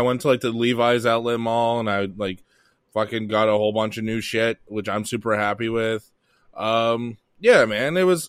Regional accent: Halifax, Nova Scotia, Canada

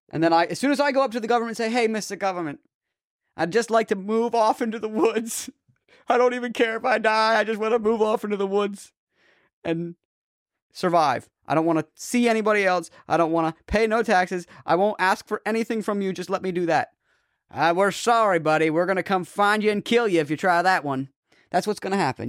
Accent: Boston, Massachusetts, United States; I'm from, like, Boston, Massachusetts, you know, the New England states

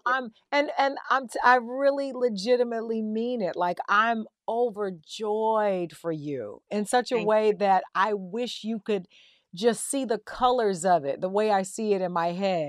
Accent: the South, United States; I'm a girl from the South

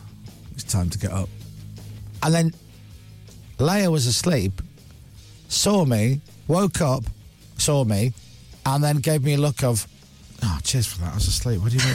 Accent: United States; Because we're American.

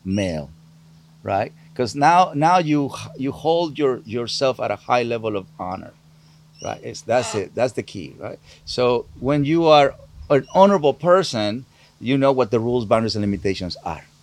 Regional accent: Sinaloa, Mexico; moved away; I'm from Sinaloa.

